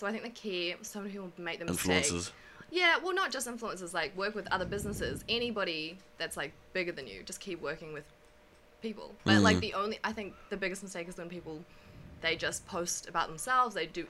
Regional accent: Auckland, New Zealand; On the North Shore, okay. Auckland. Yeah, okay. Always been there.

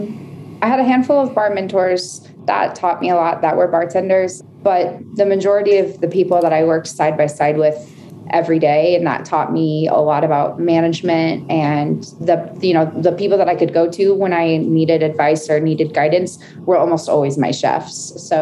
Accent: Chattanooga, Tennessee, United States; now in Denver, United States; Yeah, I moved to Denver from Chattanooga, Tennessee 5 years ago.

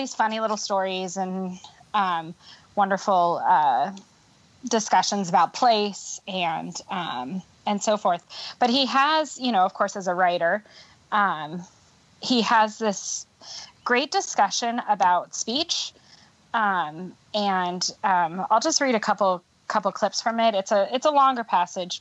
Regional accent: California, United States; I'm from California

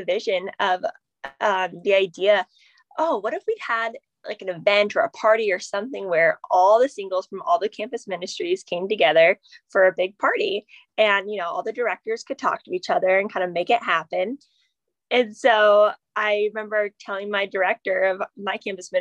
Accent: Phoenix, Arizona, United States; now in San Diego, United States; I am from Phoenix originally, and I live in San Diego now

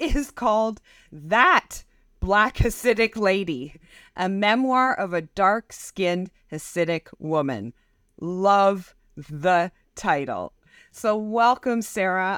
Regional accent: Canada; growing up in North America and growing up in Canada

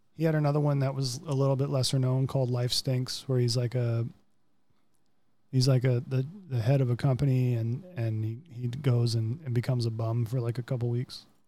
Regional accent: Florida, United States; the Indians spring trained in my hometown

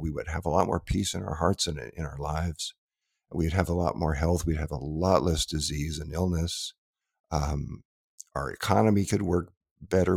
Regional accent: Southern California, United States; growing up in Southern California

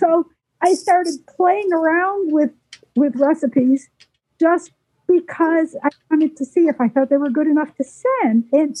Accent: Waynesville, North Carolina, United States; I'm from Waynesville, North Carolina.

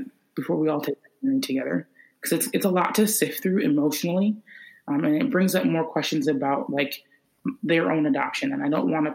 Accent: Inver Grove Heights, Minnesota, United States; also born or lived in Georgia; I'm from Minnesota, grew up here. I'm in the Twin Cities. I've lived here my entire life. But I was born in Georgia.

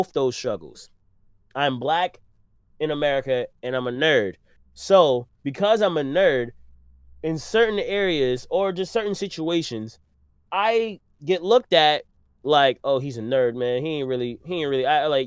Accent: New York City, New York, United States; I'm from Brooklyn

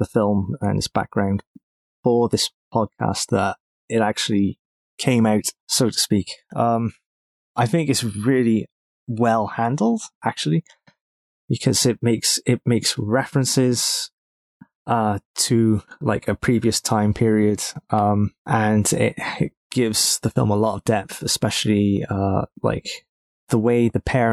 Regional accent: United Kingdom; growing up in Britain in the 90s and early 2000s

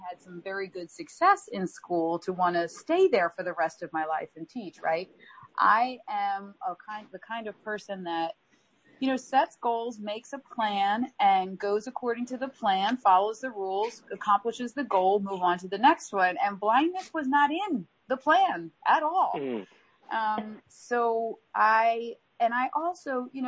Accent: Philadelphia, Pennsylvania, United States; We grew up in the Philly area. I'm a Philly girl through and through, my DNA and my bones

